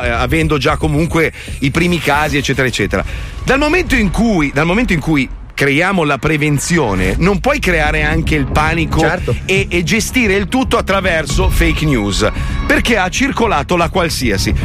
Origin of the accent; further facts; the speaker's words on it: Milan, Lombardy, Italy; io sono milanese